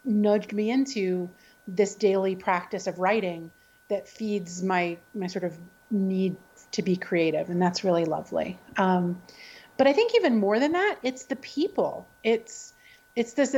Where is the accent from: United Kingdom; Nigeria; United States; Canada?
United States; the South; I was raised in the South